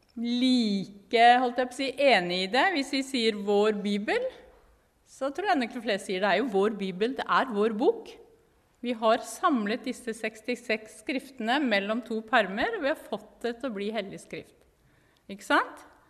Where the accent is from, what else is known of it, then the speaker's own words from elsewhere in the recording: Norway; moved away as an adult; also born or lived in Jerusalem, Israel; now in Israel; jeg er veldig norsk